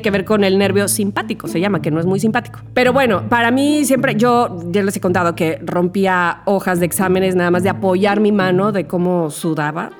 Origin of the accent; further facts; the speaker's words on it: Veracruz, Mexico; soy de Veracruz